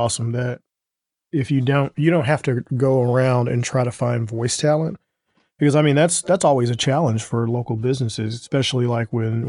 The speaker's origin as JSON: {"language": "English", "town": "St. Louis", "region": "Missouri", "country": "United States", "said": "people know that we're from St. Louis."}